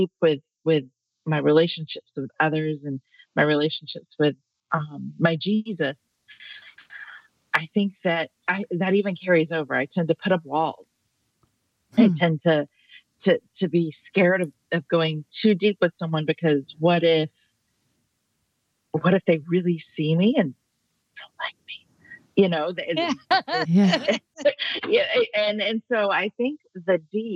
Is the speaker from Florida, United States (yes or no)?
yes; Florida, United States; I'm born and raised in Florida